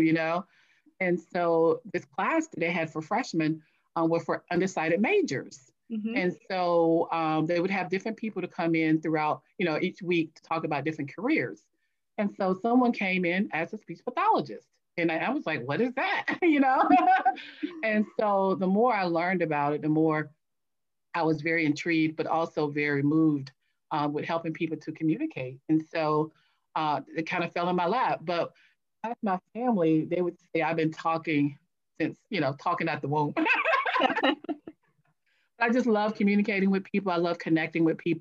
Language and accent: English; a small town in North Carolina, United States; moved away as an adult; now in Washington, D.C., United States; I was born in Washington, D.C. I was actually raised in a small town in North Carolina.